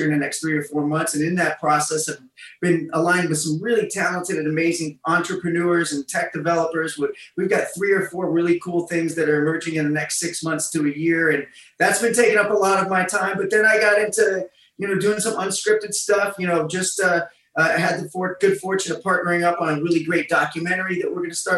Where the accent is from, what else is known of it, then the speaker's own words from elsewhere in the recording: Massillon, Ohio, United States; moved away as an adult; also born or lived in Los Angeles, California; now in Las Vegas, United States; I'm from Maslin, which is a really small town.